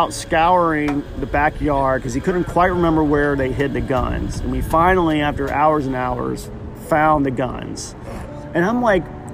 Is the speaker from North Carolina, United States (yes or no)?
yes; Blowing Rock, North Carolina, United States; we lived up in Blowing Rock, North Carolina